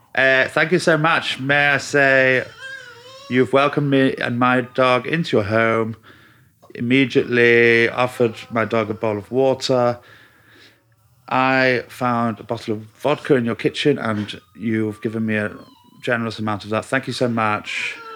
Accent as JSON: {"language": "English", "town": "Manchester", "region": "North West England", "country": "United Kingdom", "moved": "yes", "said": "Half Mancunian."}